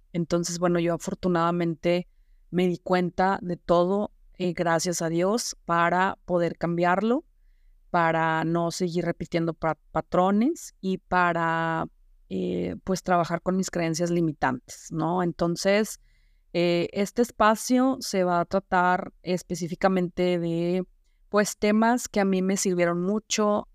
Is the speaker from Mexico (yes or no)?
yes; Saltillo, Coahuila, Mexico; also born or lived in Zamora, Michoacán; yo tenía cuatro años y a mi papá lo mandan a trabajar acá a Saltillo, Coahuila, que es donde yo resido actualmente